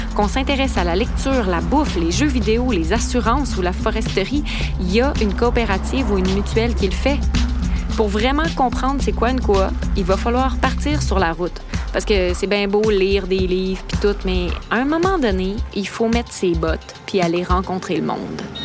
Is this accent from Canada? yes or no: yes; Lévis, Quebec, Canada; now in Montreal, Canada; je suis née à Lévis